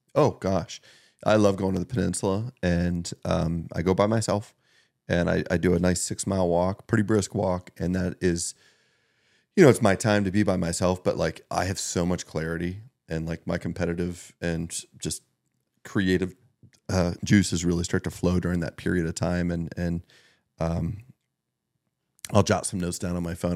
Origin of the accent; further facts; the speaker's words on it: Meadville, Pennsylvania, United States; growing up in Northwest Pennsylvania, but Meadville, you know, I went to Maplewood